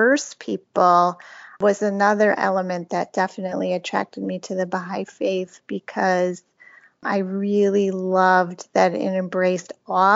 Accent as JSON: {"language": "English", "region": "South Florida", "country": "United States", "tie": "born or raised there", "also_born_or_lived": "Milwaukee, Wisconsin", "said": "I was born in Milwaukee, Wisconsin. And then from like third grade, I moved to South Florida"}